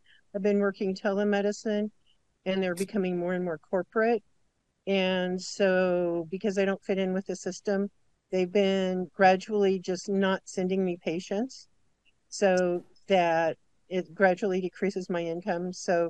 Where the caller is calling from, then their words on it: South Dakota, United States; I'm in South Dakota.